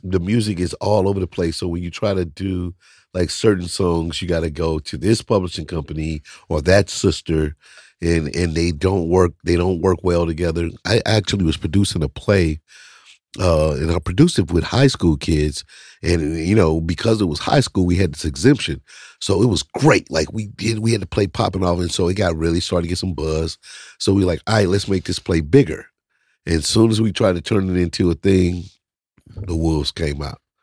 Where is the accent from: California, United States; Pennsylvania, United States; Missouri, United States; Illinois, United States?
Missouri, United States; St. Louis; I'm from Saint Louis